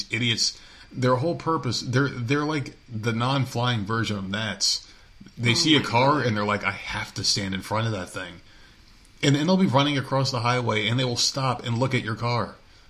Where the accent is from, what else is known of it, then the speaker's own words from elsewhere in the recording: New Jersey, United States; moved away; growing up in New Jersey